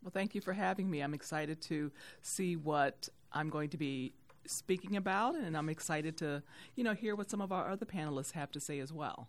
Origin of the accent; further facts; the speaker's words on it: Youngstown, Ohio, United States; now in Detroit, United States; I am not from Detroit. I'm from Youngstown, Ohio